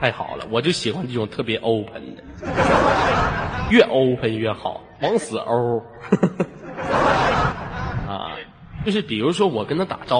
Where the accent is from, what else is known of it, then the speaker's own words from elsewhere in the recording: China; 我是中国人，Chinese people。